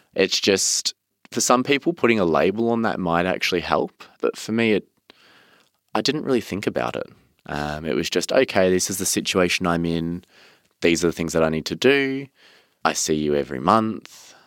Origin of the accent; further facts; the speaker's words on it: Cranbourne, Victoria, Australia; I grew up in Cranbourne, which is in the southeast of Melbourne